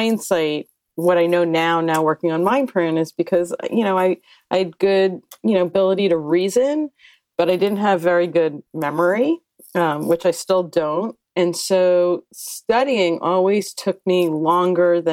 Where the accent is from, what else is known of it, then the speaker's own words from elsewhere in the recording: New Jersey, United States; moved away as an adult; also born or lived in Philadelphia, Pennsylvania / New York / Santa Monica, California; I grew up in New Jersey, went to college in Philadelphia at University of Pennsylvania